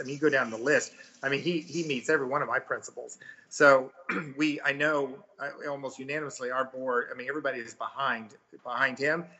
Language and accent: English; Missouri, United States; now in Texas, United States; I'm actually from Missouri